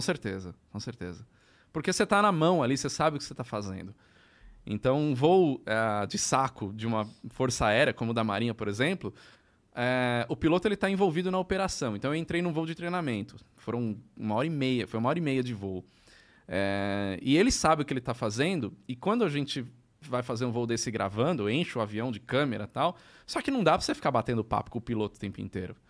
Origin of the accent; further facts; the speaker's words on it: São Paulo, Brazil; Eu sou de São Paulo. Né? Eu sou, sou da ABC, né?